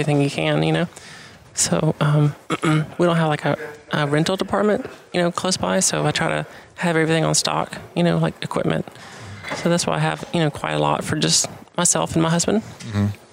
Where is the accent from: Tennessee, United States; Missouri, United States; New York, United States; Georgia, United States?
Georgia, United States; moved away; I'm originally from Georgia